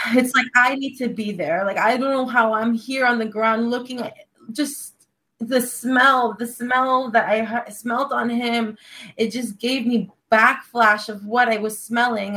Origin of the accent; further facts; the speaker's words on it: Los Angeles, California, United States; I'm from Los Angeles, California